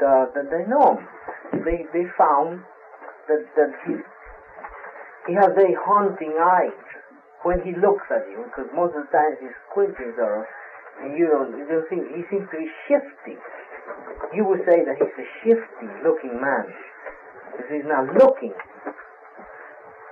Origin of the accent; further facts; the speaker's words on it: Brazil; moved away; I'm from Brazil. I was born in Brazil. My grandparents are Italian